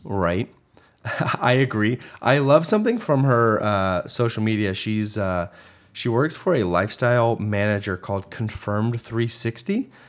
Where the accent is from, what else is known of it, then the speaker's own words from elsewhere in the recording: Houston, Texas, United States; I've spent 30 plus years in Houston, Texas